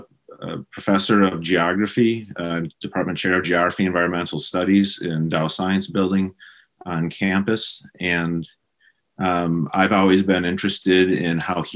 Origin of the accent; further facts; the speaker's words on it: Wisconsin, United States; moved away; I grew up in Wisconsin. Probably the easiest way for podcast listeners to have a general sense of where I'm from is probably about 90 miles north and northwest of Chicago. And I grew up in a rural farming community